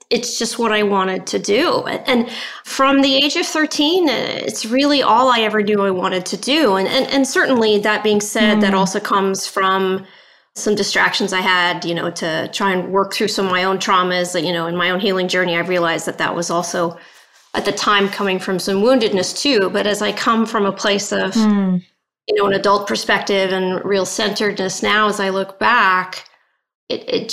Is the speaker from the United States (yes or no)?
yes; Northern Virginia, United States; also born or lived in North Wales, United Kingdom; I immigrated to the States when I was about 7 years of age.